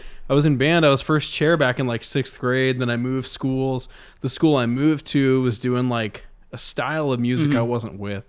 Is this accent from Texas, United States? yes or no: yes; El Paso, Texas, United States; born there; also born or lived in Missouri / Alaska / Georgia / New Mexico; I was born in El Paso, Texas, lived in a couple cities around Texas. when I was much too young to remember it.